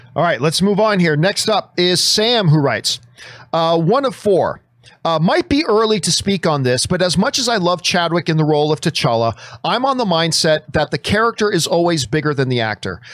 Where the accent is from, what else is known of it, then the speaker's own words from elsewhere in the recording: Canada; I'm Canadian